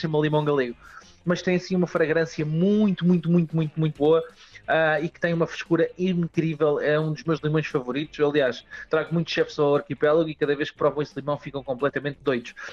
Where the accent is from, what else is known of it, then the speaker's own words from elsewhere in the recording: Sarilhos Pequenos, Setúbal, Portugal; also born or lived in Azores; sou natural da Extremadura, Sim. sou natural aqui de serilhos Pequenos, no Conselho da Moita